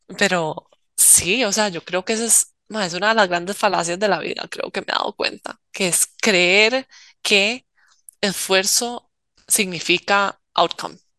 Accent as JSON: {"language": "Spanish", "country": "Costa Rica", "said": "como uno siendo tico"}